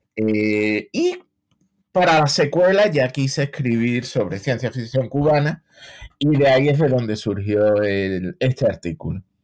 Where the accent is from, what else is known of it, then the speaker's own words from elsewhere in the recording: Seville, Andalusia, Spain; moved away as an adult; now in United States; yo soy de Sevilla, llevo en Estados Unidos ya 25 años